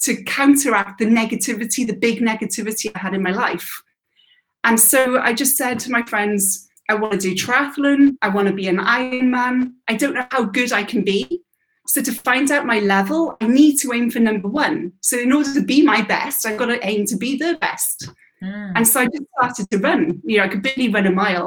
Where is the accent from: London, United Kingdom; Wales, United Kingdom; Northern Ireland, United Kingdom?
Wales, United Kingdom; moved away as an adult; I was born and bred in Wales till about 18, till I left.